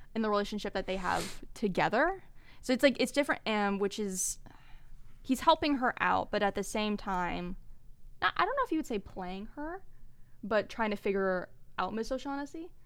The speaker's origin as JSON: {"language": "English", "area": "Bay Area", "region": "California", "country": "United States", "tie": "born or raised there", "said": "Ben and I were born and raised in the Bay Area"}